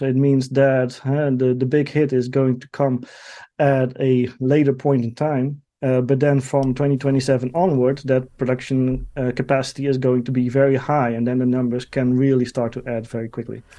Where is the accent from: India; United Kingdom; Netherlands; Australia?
Netherlands; my home country, the Netherlands